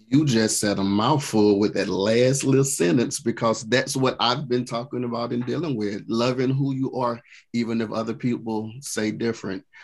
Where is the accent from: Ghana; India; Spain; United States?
Ghana; No, I'm from Ghana.